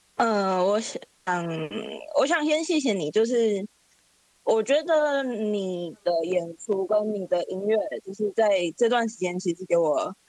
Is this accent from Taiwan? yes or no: yes; Taichung, Taiwan; now in Taipei, Taiwan; 二十五岁，我是台中人，可我现在住台北